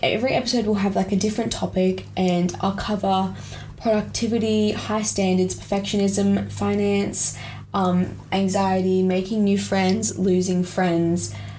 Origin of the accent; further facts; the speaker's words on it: Australia; I grew up overseas, but I'm from Australia. I'm currently in year 11 in Australia, just to preface.